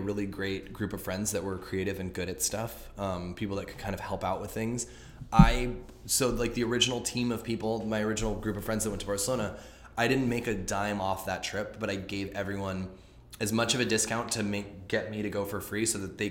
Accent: Los Angeles, California, United States; I'm from here, I'm from Los Angeles

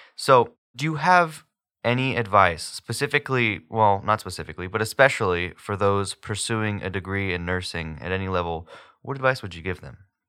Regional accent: Houston, Texas, United States; moved away; I'm from Houston, so it's like this massive city

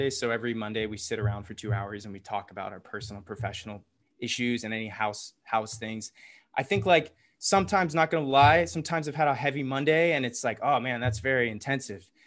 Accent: Atlanta, Georgia, United States; accent: Southern; Yeah, from I'm from the here. South. I got rid of my accent. I could say y'all taught like this, but I try not to, even though that's where all my friends have Southern accents.

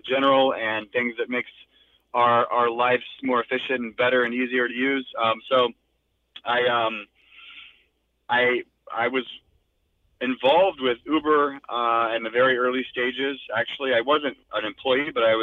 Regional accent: North Carolina, United States; moved away as an adult; also born or lived in Japan; now in Los Angeles, United States; I am from North Carolina originally, not an Angeleno. And I moved out here in 2009. And before that, I spent most of my time in NC

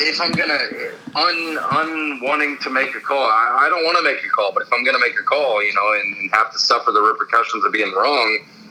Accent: Southeast Missouri, United States; moved away; Southeast Missouri

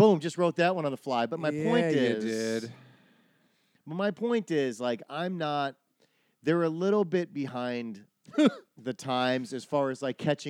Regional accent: Wisconsin, United States; moved away; I'm from Wisconsin, and I was around for these things. When I was in college in Milwaukee

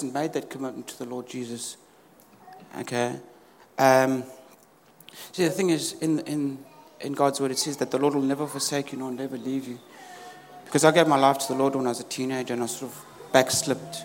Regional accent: South Africa; moved away as an adult; now in United Kingdom; I was born in South Africa, and I've been here in the UK just over 10 years now.

